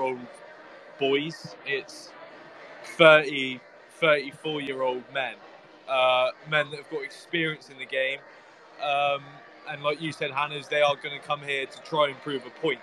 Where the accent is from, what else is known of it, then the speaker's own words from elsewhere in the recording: Melksham, South West England, United Kingdom; I'm I'm from Melksham